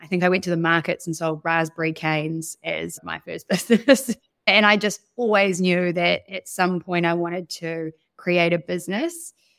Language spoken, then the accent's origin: English; Wellington, New Zealand; also born or lived in Sydney, Australia / Tapawera, New Zealand; I was born in Wellington, but we moved around quite a lot when I was younger. I lived in Wellington, then Sydney, back to Wellington, then moved to a farm in Tapawera, which is in kind of Nelson, Tasman